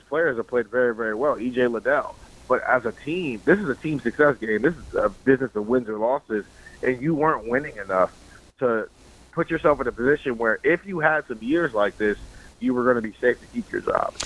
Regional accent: Columbus, Ohio, United States; I'm from Columbus

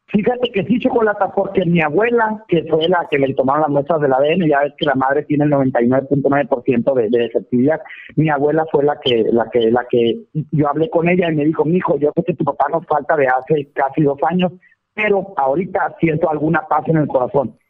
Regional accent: Valle de la Trinidad, Baja California, Mexico; moved away as an adult; also born or lived in United States; now in Mexicali, Mexico; Yo estoy en Mexicali, Baja California, más soy originario de Valle de la Peña, es mi pueblo

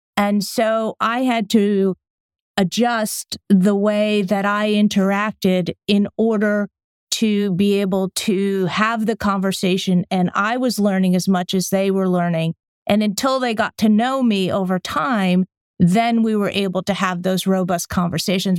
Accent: just outside of New Haven, Connecticut, United States; moved away as an adult; also born or lived in London; I grew up in Connecticut, just outside of New Haven, to an Italian American family.

